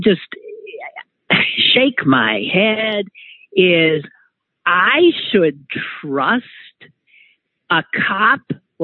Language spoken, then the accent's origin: English; Wisconsin, United States; moved away; my home state, which doesn't give much good news when it comes to more progressive politics.